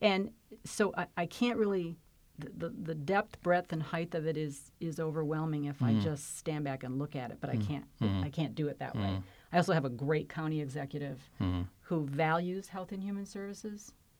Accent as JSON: {"language": "English", "town": "Flint", "region": "Michigan", "country": "United States", "said": "So while I came from Flint, Michigan, which is pretty different than Fairfax"}